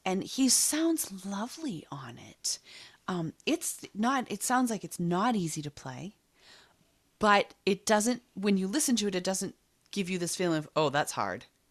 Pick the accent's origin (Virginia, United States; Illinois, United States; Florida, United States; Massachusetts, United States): Massachusetts, United States; Boston; growing up in Boston, I was probably mildly obsessed with the Boston Symphony Orchestra